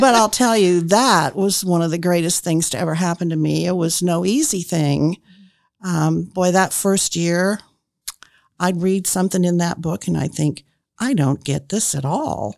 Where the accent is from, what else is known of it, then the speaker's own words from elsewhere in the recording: Indianapolis, Indiana, United States; moved away as an adult; also born or lived in Marion, Indiana; I grew up in Indianapolis, and when I graduated from Arlington High School, I went to Ball State